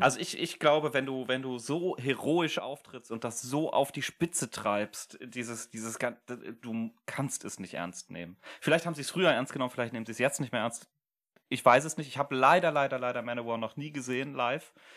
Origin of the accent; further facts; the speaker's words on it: Germany; wir als Deutsche